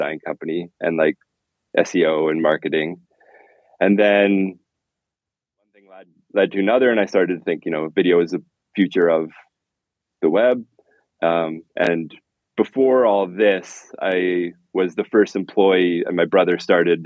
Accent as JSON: {"language": "English", "country": "Canada", "said": "I'm from Canada"}